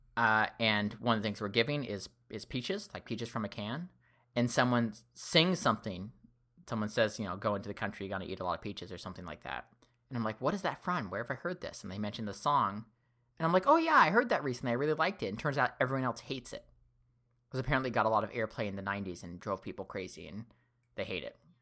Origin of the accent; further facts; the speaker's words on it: Seattle, Washington, United States; I grew up in Seattle